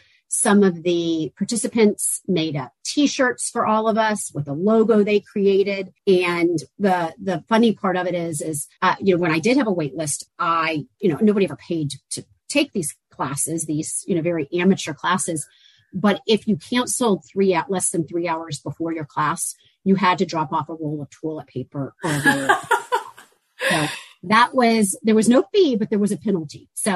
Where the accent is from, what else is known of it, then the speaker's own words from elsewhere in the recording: Georgia, United States; also born or lived in Auburn, Alabama; One is I'm a Southerner, and I grew up in the South in Georgia, went to school in Auburn, Alabama.